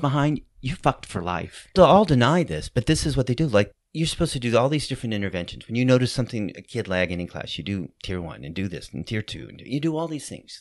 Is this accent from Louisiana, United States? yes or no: yes; New Orleans, Louisiana, United States; moved away as an adult; also born or lived in New York City; I grew up here in New Orleans, but I moved back